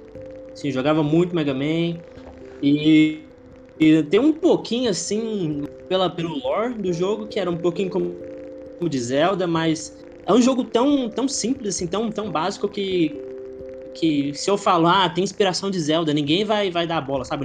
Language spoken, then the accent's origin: Portuguese; Goiânia, Goiás, Brazil; eu sou de Goiânia, Goiás, interiorzão lá do, do ah. Brasil